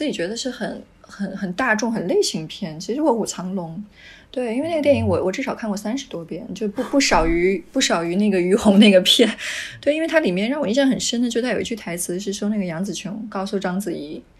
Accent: Taiwan; 尤其我会觉得说，作为一个台湾人，然后你这辈子居然没看过《悲情城市》，那你的人生真的是太不完整了。

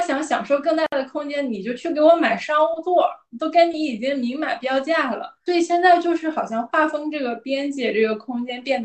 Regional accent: Northeast China, China; accent: Northeastern Mandarin; 我们东北话

